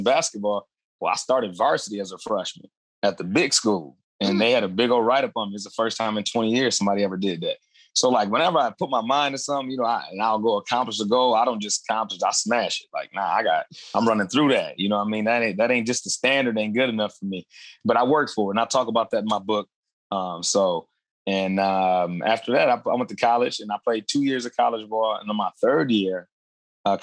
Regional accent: Adrian, Michigan, United States; also born or lived in California / Toledo, Ohio; the same town that I grew up in Adrian, Michigan

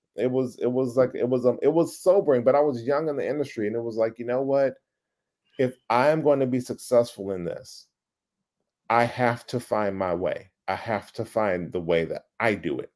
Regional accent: Dallas, Texas, United States; I grew up in Oak Cliff. If you know Dallas, it's like the Compton of fucking Dallas.

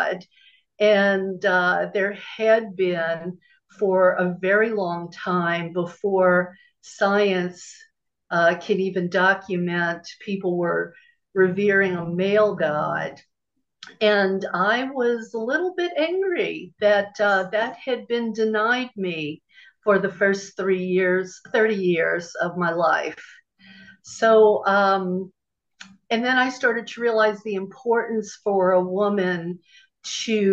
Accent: New Orleans, Louisiana, United States; moved away as an adult; also born or lived in Los Angeles; I grew up in the Bible Belt, in New Orleans specifically

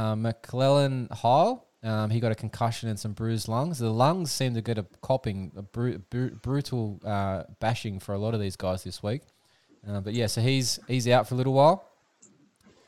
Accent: Australia; accent: Aussie; My Aussie accent

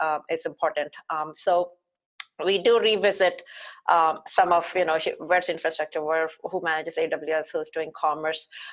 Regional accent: India; moved away as an adult; now in Mountain View, United States; growing up in India as a young girl, I did most of my middle school and beyond schooling at my grandparents

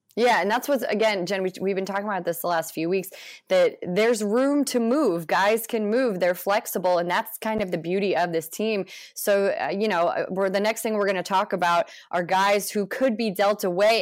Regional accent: St. Louis, Missouri, United States; I am from St. Louis

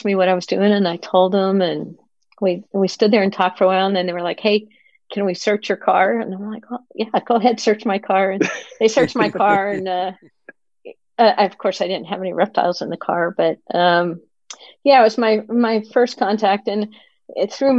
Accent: Pennsylvania, United States; moved away as an adult; also born or lived in Colorado; now in California, United States; I grew up in Pennsylvania

